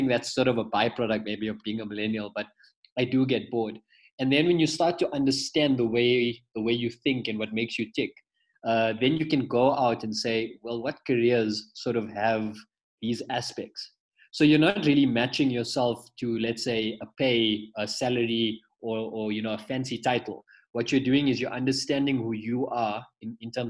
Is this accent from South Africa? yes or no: yes; Pretoria, Gauteng, South Africa; I'm actually from Pretoria originally. From a little, it's classified as a township, but it's developed. It's called Lodium.